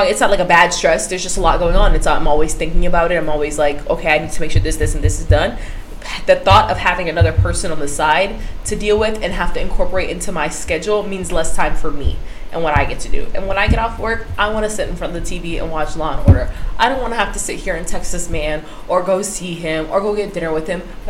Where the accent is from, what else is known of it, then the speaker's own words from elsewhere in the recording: Florida, United States; I'm from Florida